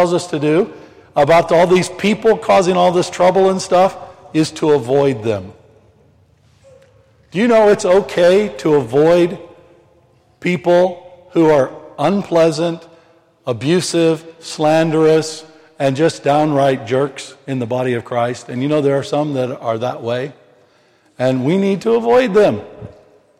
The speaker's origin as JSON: {"language": "English", "region": "Missouri", "country": "United States", "said": "I'm from the Missouri"}